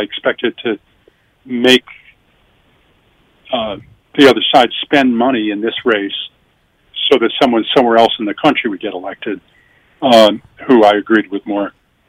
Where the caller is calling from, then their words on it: Nashville, Tennessee, United States; I had moved to Nashville, which I've done a couple of times. In fact, I'm calling you from Nashville now.